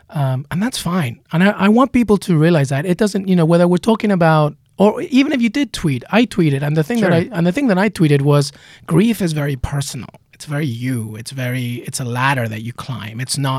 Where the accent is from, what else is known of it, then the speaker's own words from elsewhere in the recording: England, United Kingdom; also born or lived in Peru; I mean, I remember just growing up in England after leaving Peru.